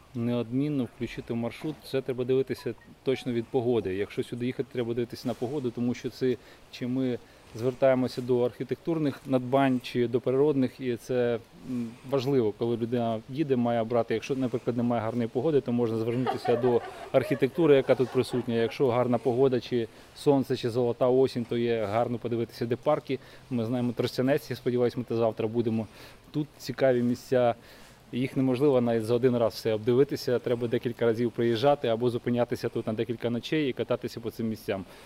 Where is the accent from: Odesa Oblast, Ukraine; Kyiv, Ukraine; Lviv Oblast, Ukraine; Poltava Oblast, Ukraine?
Kyiv, Ukraine; Я із Києва.